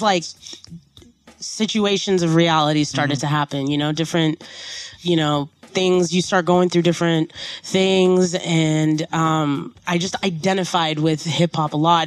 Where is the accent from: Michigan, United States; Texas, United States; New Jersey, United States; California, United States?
California, United States; San Diego; born or raised there; also born or lived in Portland, Oregon